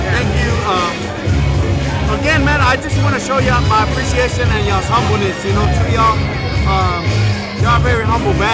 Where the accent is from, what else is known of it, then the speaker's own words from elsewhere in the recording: Houston, Texas, United States; we're big on the community and we're from Second Ward.